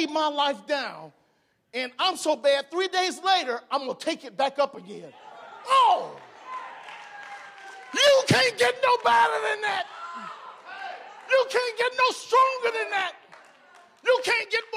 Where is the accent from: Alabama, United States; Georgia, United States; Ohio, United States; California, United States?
Ohio, United States; Cleveland; I was born in Cleveland, Ohio.